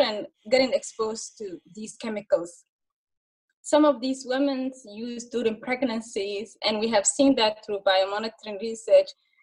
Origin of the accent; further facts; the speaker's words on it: Mogadishu, Banaadir, Somalia; moved away as an adult; now in Minnesota, United States; when I was young, growing up in Somalia, Mogadishu